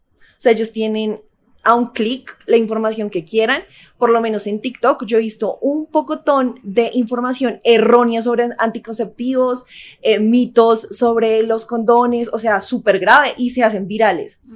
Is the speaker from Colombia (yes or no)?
yes; Colombia; como colombianos sabemos